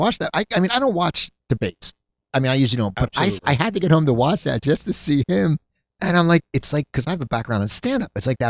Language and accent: English; New Jersey, United States; I know we're both from New Jersey